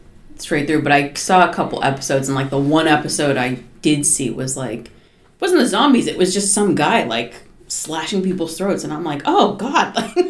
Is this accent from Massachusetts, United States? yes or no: yes; Norwell, Massachusetts, United States; I grew up in Norwell, Massachusetts